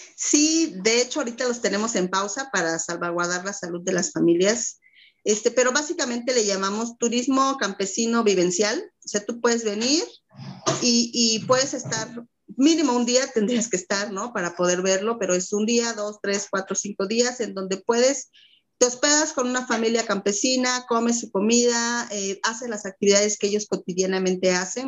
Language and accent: Spanish; Mexico; como mexicanos, como mexicanas